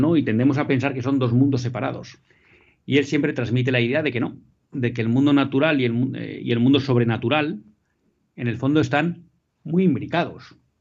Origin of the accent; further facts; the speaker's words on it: Bilbao, Basque Country, Spain; moved away; estoy haciendo el programa desde mi tierra natal, desde Bilbao